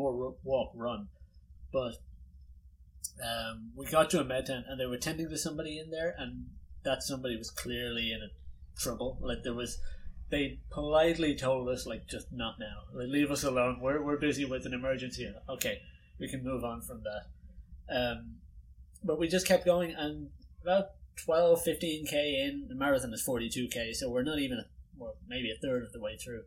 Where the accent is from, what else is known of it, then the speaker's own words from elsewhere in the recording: Dublin, Leinster, Ireland; Growing up in Dublin